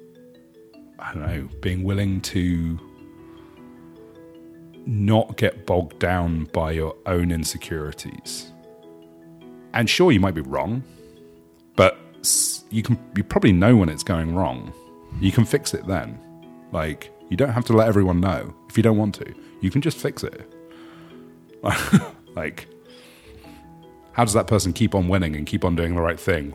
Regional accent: United Kingdom; moved away as an adult; now in New York, United States; I am British

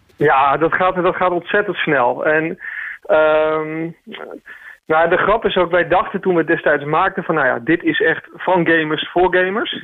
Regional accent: Groningen, Netherlands; moved away; also born or lived in Amsterdam; mijn roots liggen in Groningen

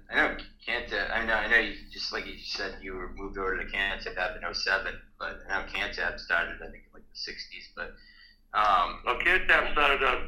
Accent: Plymouth, Massachusetts, United States; Plymouth, Massachusetts.

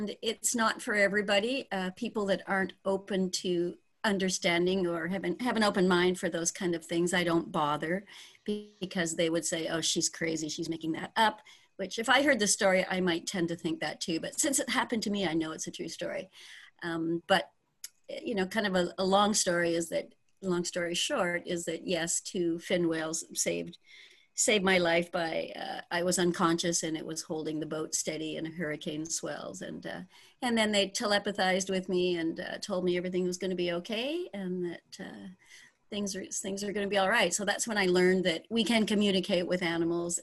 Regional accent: Ontario, Canada; moved away as an adult; also born or lived in British Columbia, Canada / Guerrero Negro, Mexico; now in Bahia Asuncion, Mexico; I was born in Ontario

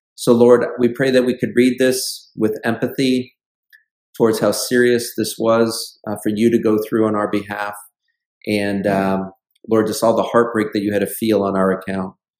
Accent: Buffalo, New York, United States; moved away; when I go back home up into the Buffalo area

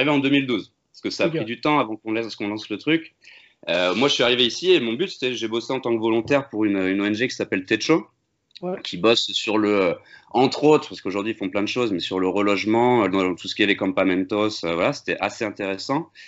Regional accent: Amiens, Hauts-de-France, France; now in Bordeaux, France; À la base, on est du Nord tous les deux. Moi, je viens d'Amiens et lui de Valenciennes. Mais euh, quand on était plus jeune, on a déménagé euh, dans le Sud

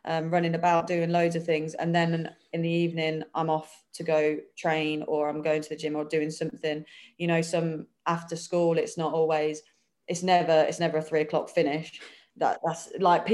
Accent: Peterborough, East of England, United Kingdom; moved away as an adult; I've always lived in Peterborough

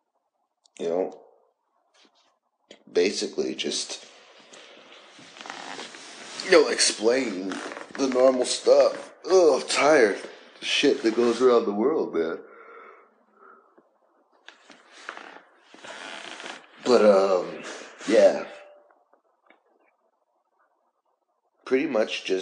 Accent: United States; as American citizens

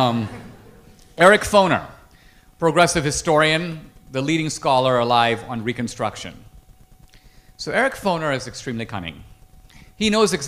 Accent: India; now in United States; I grew up in India. I grew up in a neighborhood that's like Slumdog Millionaire.

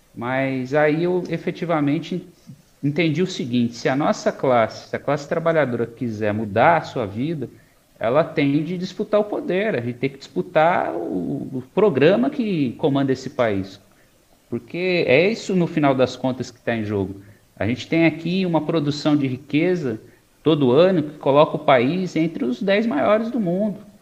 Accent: Mogi das Cruzes, São Paulo, Brazil; also born or lived in Poá; eu nasci em Mogi, passei hum. boa parte da minha vida lá

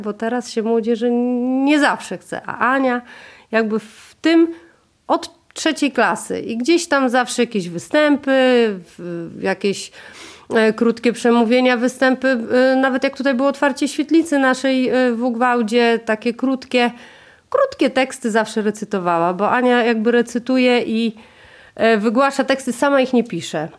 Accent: Warmian-Masurian Voivodeship, Poland; moved away as an adult; now in Warmia, Poland; jesteśmy z mężem z Mazur

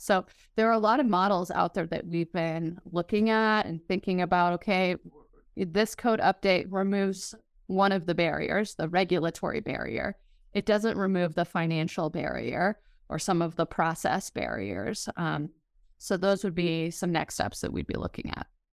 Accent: Denver, Colorado, United States; moved away as an adult; now in Fort Collins, United States; I'm from the Denver area originally

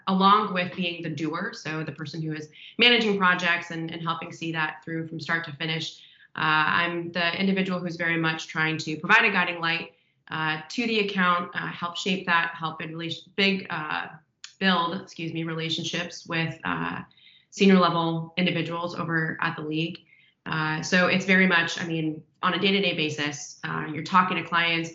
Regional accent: Omaha, Nebraska, United States; moved away as an adult; also born or lived in Des Moines, Iowa; now in Los Angeles, United States; I grew up in Omaha, Nebraska, actually

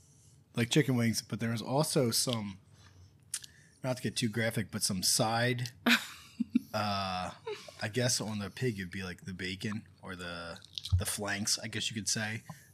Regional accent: Northern United States, United States; I was tempted to say Appalachia or Appalachian because I'm a Northerner Yankee.

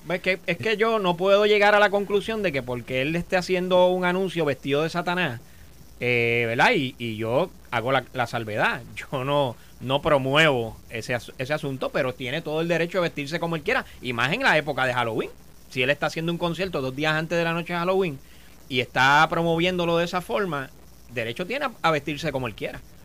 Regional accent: Puerto Rico; como puertorriqueños

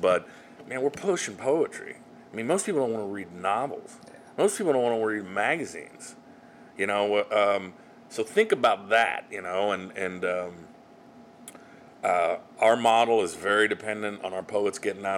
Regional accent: Salina, Kansas, United States; now in Kansas City, United States; my hometown of Salina.

